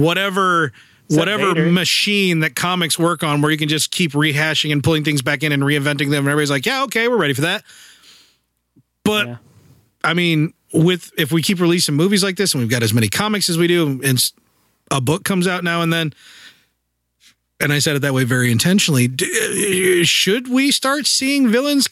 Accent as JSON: {"language": "English", "country": "United States", "said": "I'm American"}